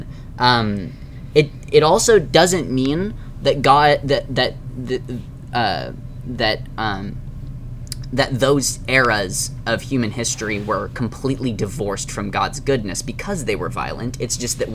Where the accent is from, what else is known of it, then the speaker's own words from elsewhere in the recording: United States; as American Christians